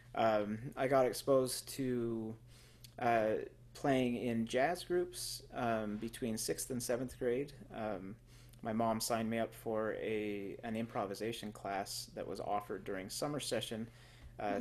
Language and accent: English; Twin Falls, Idaho, United States; I grew up in Twin Falls, um, Idaho